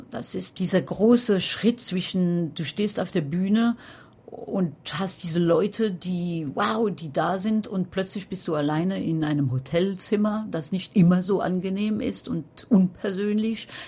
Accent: France; now in Paris, France; Ich bin Französin, ja, wohne in Paris, aber Pariserin nein.

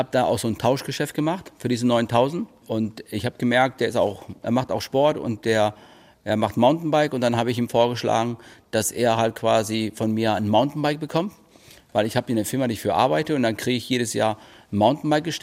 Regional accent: Spain; born there; Aber ich bin auch eigentlich kein richtiger Ire. Ich bin in Spanien geboren.

